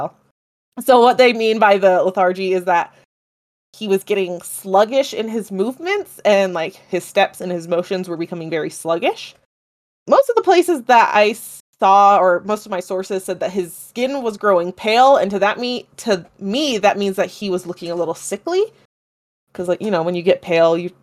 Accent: United States; I'm American

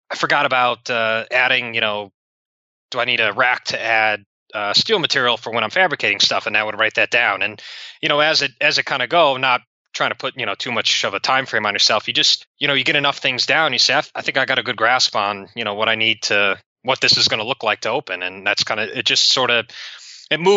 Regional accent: Cleveland, Ohio, United States; moved away as an adult; also born or lived in Kansas; I was going from Cleveland to Kansas

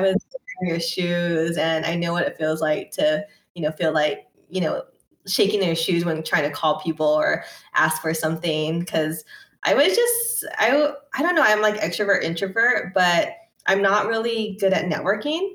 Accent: Torrance, California, United States; I'm from Torrance

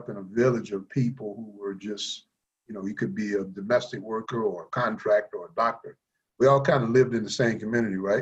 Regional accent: Columbia, South Carolina, United States; also born or lived in Virginia; as a person growing up in Columbia, South Carolina

